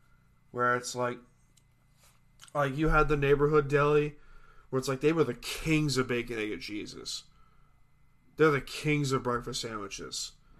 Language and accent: English; Long Island, New York, United States; We grew up here on Long Island, on a small little beach town